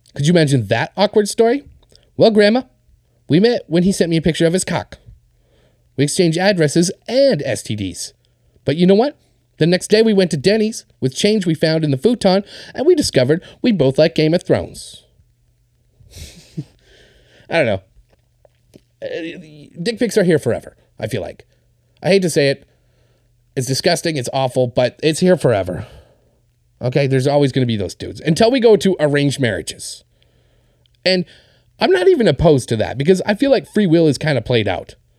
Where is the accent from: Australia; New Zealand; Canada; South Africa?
Canada; Winnipeg, Manitoba; this is my hometown